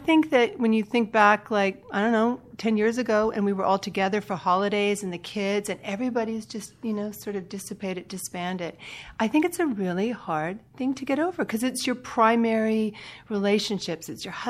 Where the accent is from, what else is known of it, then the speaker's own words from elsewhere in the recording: Canada; I'm Canadian.